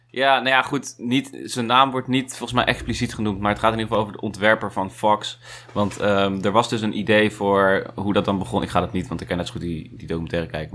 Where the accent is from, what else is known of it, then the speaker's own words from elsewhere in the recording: Netherlands; wij als Nederlanders